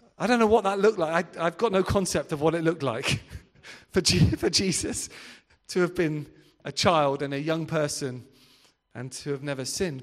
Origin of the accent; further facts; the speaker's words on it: Devon, South West England, United Kingdom; I'm from Devon